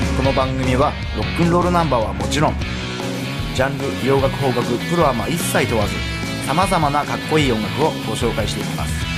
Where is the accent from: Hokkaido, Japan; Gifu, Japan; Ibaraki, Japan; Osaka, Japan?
Ibaraki, Japan; Pacific coast of Ibaraki Prefecture, Japan; moved away; 俺の地元、茨城県太平洋側はね